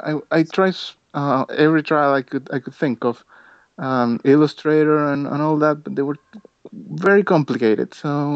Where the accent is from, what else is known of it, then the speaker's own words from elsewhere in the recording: Chile; I'm from Chile